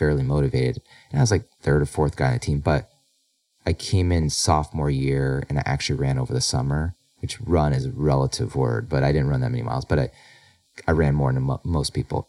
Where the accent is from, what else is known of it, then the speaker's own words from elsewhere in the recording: Illinois, United States; I grew up in Illinois